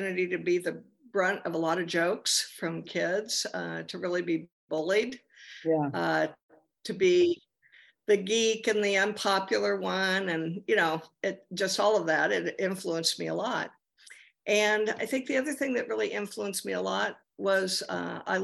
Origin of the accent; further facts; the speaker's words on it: near Grand Junction, Western Colorado, United States; now in Los Angeles, United States; I grew up in Western Colorado in a very small town near Grand Junction